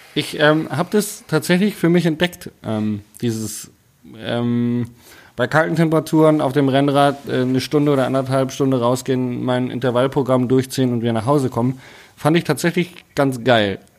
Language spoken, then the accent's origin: German; Hanover, Lower Saxony, Germany; now in Bavaria, Germany; Also ich bin ja eigentlich ursprünglich Hannoveraner